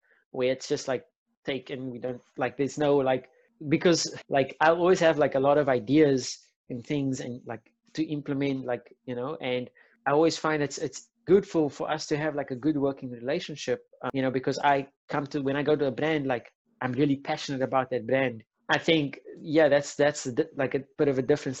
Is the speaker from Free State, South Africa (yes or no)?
no; Cape Town, Western Cape, South Africa; I'm from Athlone